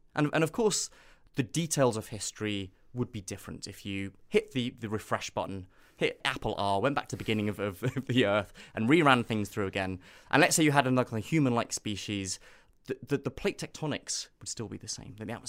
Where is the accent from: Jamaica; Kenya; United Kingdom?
Kenya; Nairobi; So I grew up in East Africa. So in a sense, my own childhood in kind of school in Nairobi is very similar to our own childhood as a species.